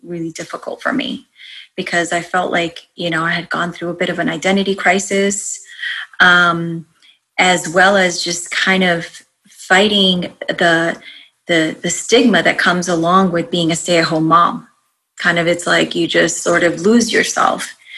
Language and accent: English; East Coast, United States; moved away as an adult; also born or lived in Rhode Island / New York / Arizona; now in Virginia, United States; I grew up on the East Coast